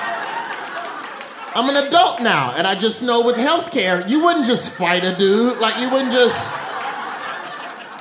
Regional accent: Alabama, United States; now in New York, United States; I'm from Alabama

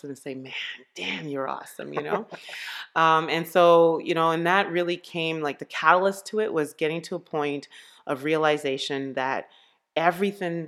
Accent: Montreal, Quebec, Canada; also born or lived in Ottawa, Canada; I was born in Ottawa. We moved to Montreal in 1978.

